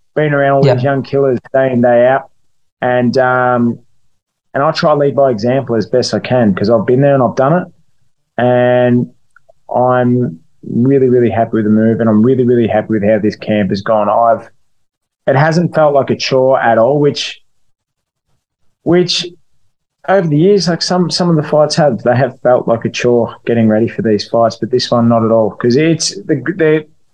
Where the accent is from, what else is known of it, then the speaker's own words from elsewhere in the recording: Melbourne, Victoria, Australia; fighting back in Melbourne, mate. It's been over 3 years since I've fought in my hometown